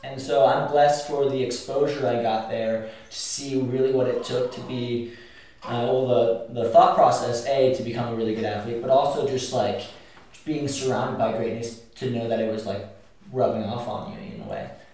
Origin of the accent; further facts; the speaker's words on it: Boulder, Colorado, United States; also born or lived in Arkansas; I grew up in Boulder, Colorado